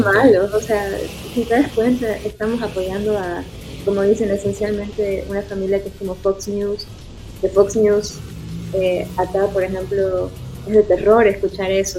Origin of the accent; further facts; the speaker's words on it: Santa Cruz de la Sierra, Santa Cruz, Bolivia; moved away as an adult; now in Houston, United States; ahorita vivo en Houston y estoy acá desde hace casi 10 años, pero soy de Santa Cruz, soy camba de corazón